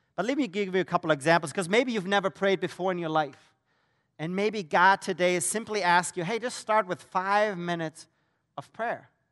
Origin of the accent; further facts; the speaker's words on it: Germany; moved away as an adult; That's where I'm originally from, so you're wondering about the accent